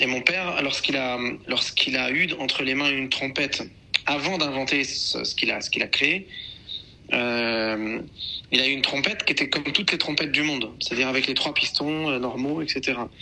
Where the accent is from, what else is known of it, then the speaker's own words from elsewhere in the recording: Beirut, Beirut Governorate, Lebanon; now in France; Je suis né à Beyrouth, euh, je passe énormément de temps à Beyrouth depuis de nombreuses années